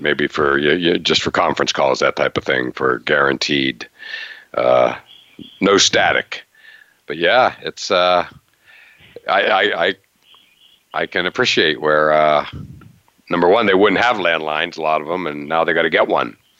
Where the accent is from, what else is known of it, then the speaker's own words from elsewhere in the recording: Western Pennsylvania, United States; As a Steelers guy growing up in Western PA